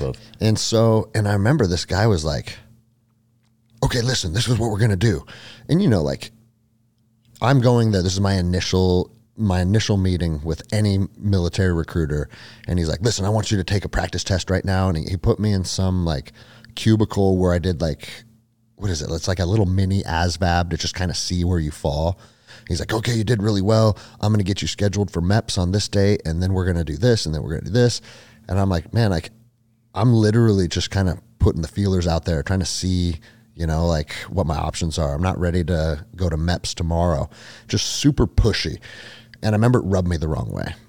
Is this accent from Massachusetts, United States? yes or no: no; Snohomish, Washington, United States; also born or lived in Alaska; So I grew up in Snohomish, Washington, which is like forty five minutes or an hour outside of Seattle to the mm-hmm. north